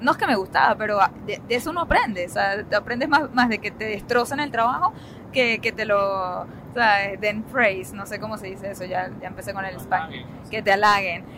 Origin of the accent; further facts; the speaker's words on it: Venezuela; moved away as an adult; now in United States; nosotros venimos de Venezuela